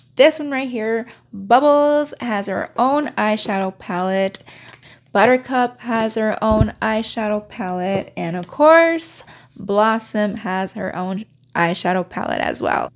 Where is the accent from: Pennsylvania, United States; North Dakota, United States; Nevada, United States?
Nevada, United States; Reno; moved away; I haven't been in my hometown since the pandemic